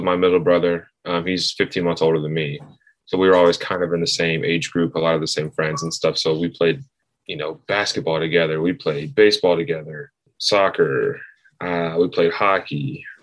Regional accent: Knoxville, Tennessee, United States; I grew up in Knoxville, grew up coming to games

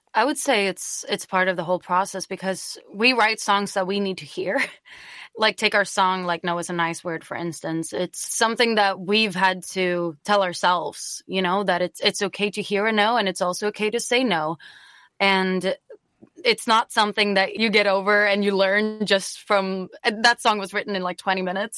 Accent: Stockholm, Stockholm County, Sweden; also born or lived in Green Bay, Wisconsin; I'm originally from Stockholm, Sweden, and when I was 17, I was an exchange student

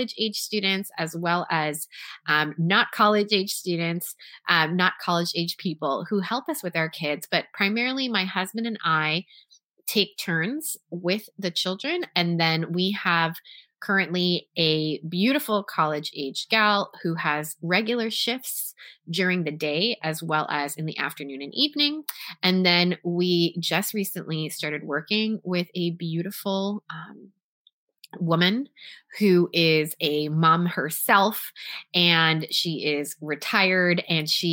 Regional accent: Toronto, Ontario, Canada; I went to a performing arts high school in Toronto, Canada, where I was born and raised

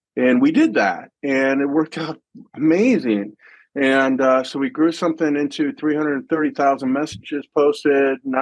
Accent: United States; now in Germany; I'm American in Germany

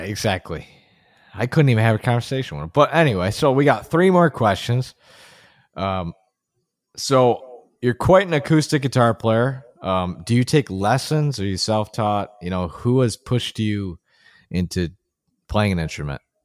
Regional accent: Buffalo, New York, United States; my hometown is Buffalo

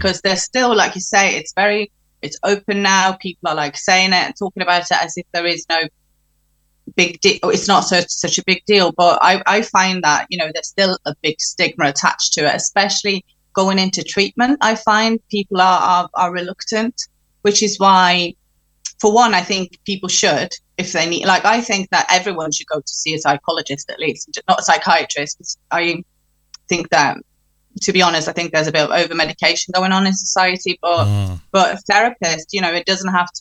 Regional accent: Norway; also born or lived in England; now in United Kingdom; I'm from Norway. So when I'm in Norway, I talk to her in Norwegian.

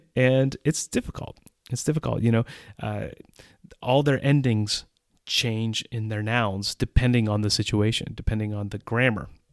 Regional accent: United States; accent: English accent; moved away as an adult; now in Czech Republic

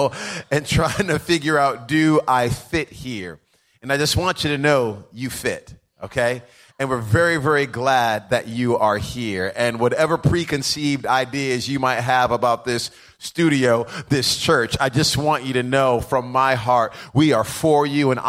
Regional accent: Rhode Island, United States; I grew up in Rhode Island

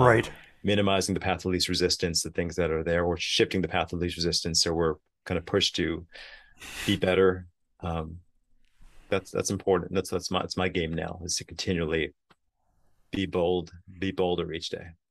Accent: New York City, New York, United States; growing up in Queens, New York

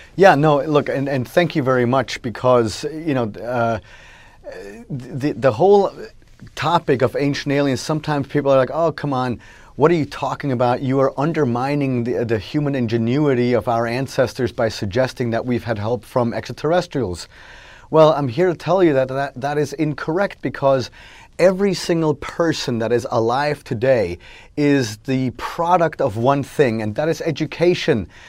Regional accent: Switzerland; at our house growing up in Switzerland

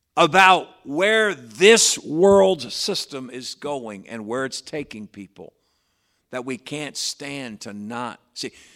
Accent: Patterson, New York, United States; that's the church where I grew up

